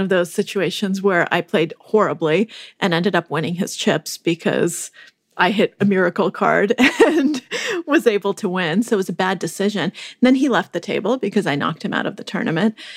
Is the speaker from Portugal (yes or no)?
no; Moscow, Russia; moved away; I was born in Moscow when it was, uh, still the Soviet Union